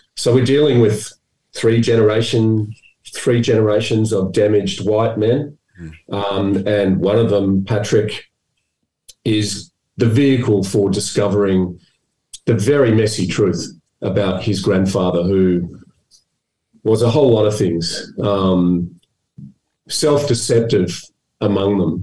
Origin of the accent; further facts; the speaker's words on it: Melbourne, Victoria, Australia; I was brought up in Melbourne